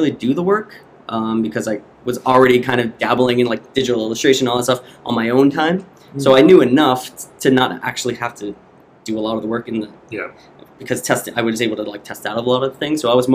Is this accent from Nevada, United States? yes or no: yes; Las Vegas, Nevada, United States; moved away as an adult; also born or lived in Guam; now in Austin, United States; I grew up in Las Vegas